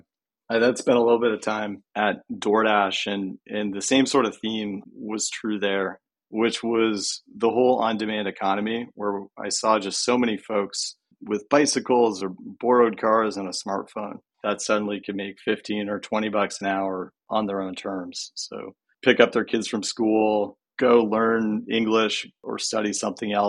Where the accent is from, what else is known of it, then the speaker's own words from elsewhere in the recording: Canada; now in California, United States; I'm originally from Canada